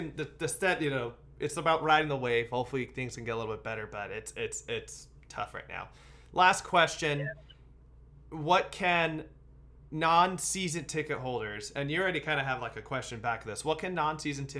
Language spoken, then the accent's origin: English; Bay Area, California, United States; moved away as an adult; I moved from the Bay Area 8 years ago